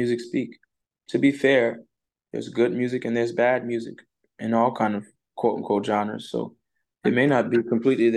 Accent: the South, United States; I grew up in the Black church in the South

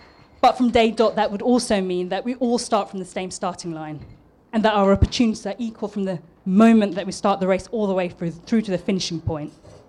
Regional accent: London, United Kingdom; accent: East London; Somehow my East London accent dropped and it turned into something like this. Sometimes it does drop back into the East London accent when I'm really pissed off

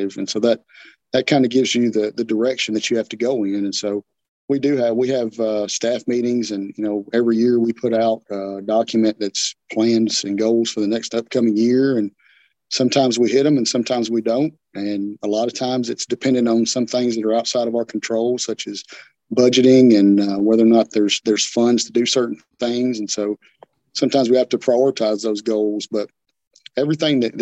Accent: Portland, Tennessee, United States; happy to be able to serve my hometown. You know, it's being able to police your hometown is a special thing

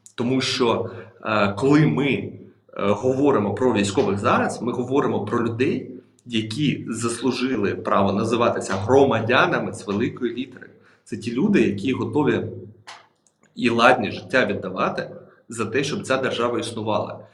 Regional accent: Ukraine

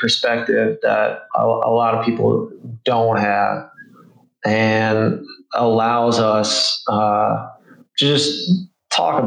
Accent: Arkansas, United States; where I grew up in Arkansas.

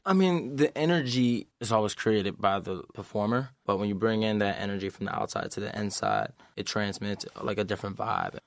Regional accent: Philadelphia, Pennsylvania, United States; moved away; also born or lived in Lansing, Michigan; I'm from Philadelphia

